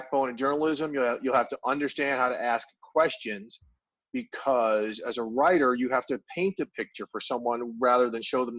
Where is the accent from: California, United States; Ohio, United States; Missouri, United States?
Missouri, United States; St. Louis; I grew up in St. Louis.